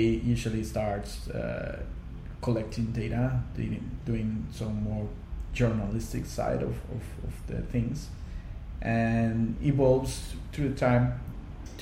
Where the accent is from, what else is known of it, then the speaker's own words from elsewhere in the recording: Costa Rica; first language Spanish; English is a second language; moved away as an adult; also born or lived in Hong Kong; I was born in Costa Rica, right in the Central Valley. I grew up in the middle of coffee farms